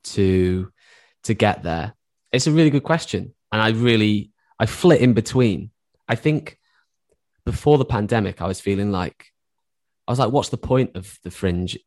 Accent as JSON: {"language": "English", "area": "Cheshire / Stoke border", "region": "North West England", "country": "United Kingdom", "tie": "born or raised there", "said": "I grew up, uh, like, on the borderline of Cheshire and Stoke."}